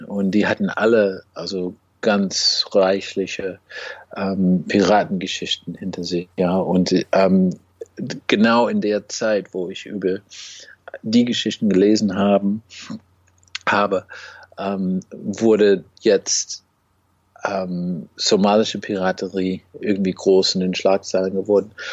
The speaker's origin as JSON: {"language": "German", "country": "United States", "second_language": "German", "said": "als Amerikaner"}